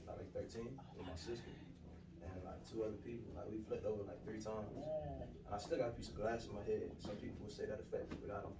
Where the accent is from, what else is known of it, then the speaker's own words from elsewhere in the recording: Miami, Florida, United States; I'm from Miami, Florida.